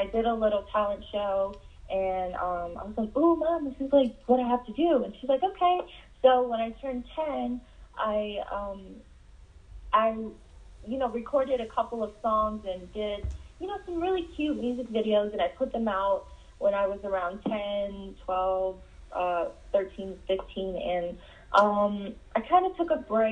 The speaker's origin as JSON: {"language": "English", "town": "Cleveland", "region": "Ohio", "country": "United States", "tie": "born or raised there", "moved": "yes", "lives_now": "Las Vegas, United States", "said": "I was born in Cleveland, Ohio"}